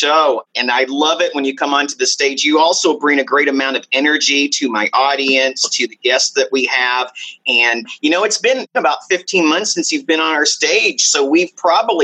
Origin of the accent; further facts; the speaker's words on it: Dallas, Texas, United States; moved away as an adult; also born or lived in Arizona / San Diego, California; I grew up in Texas